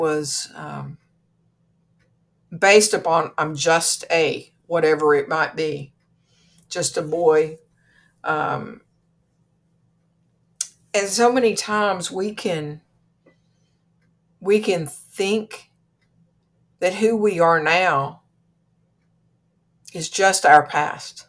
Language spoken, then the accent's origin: English; Kentucky, United States; I'm from Kentucky